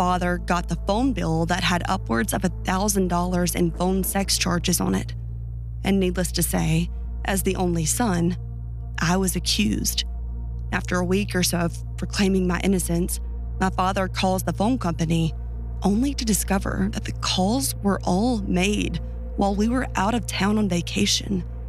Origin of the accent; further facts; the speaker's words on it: Louisiana, United States; I often sit and think of my time growing up outside of New Orleans. Living in a place of such diversity, both human and natural, is bound to create experiences that are unforgettable.